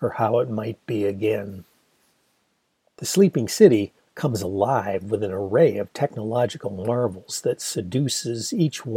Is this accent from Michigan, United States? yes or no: yes; Ann Arbor, Michigan, United States; usually bought at the iconic Blue Front newsstand in my hometown of Ann Arbor.